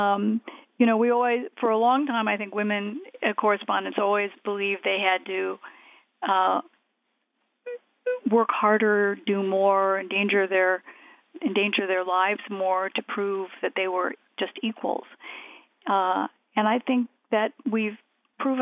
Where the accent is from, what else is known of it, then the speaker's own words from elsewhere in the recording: United States; I'm an American